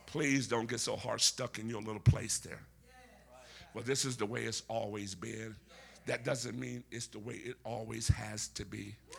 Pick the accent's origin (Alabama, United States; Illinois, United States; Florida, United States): Alabama, United States; Where I'm from, which is Alabama, me and Forrest Gump, we're from Alabama.